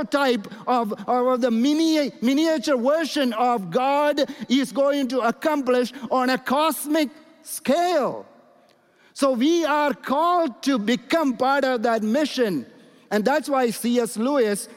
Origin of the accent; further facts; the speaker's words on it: India; And I'm coming from India